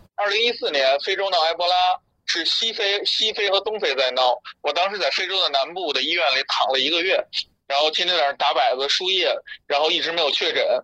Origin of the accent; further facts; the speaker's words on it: northern China, China; moved away; also born or lived in India; 我是北方人，但我南方那边有个房子